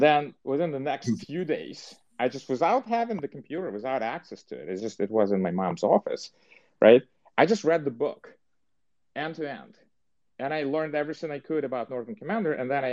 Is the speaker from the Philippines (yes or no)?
no; Dnipro, Dnipropetrovsk Oblast, Ukraine; moved away as an adult; also born or lived in New York / New Jersey; now in Silicon Valley, United States; I was born, and for the entire 18 years, I lived in a city that used to be called Dnipropetrovsk. It's Dnipro now